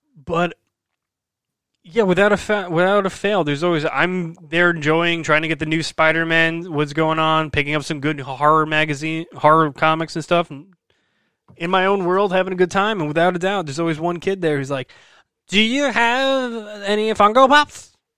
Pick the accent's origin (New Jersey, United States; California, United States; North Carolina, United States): New Jersey, United States; Brick; I grew up in Brick, New Jersey